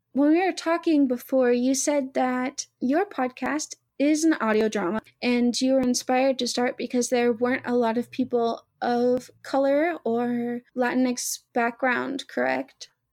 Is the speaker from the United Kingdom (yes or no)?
no; the South, United States; We're both from the South